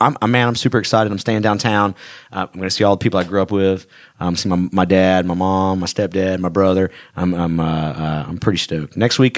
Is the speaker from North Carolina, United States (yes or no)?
yes; Charlotte, North Carolina, United States; moved away; I'm going to my hometown of Charlotte.